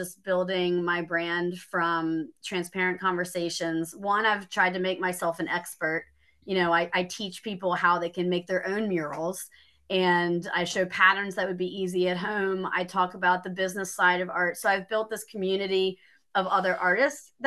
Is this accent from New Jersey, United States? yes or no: no; Maryland, United States; now in Greenville, United States; I'm originally from Maryland, and I was living in a town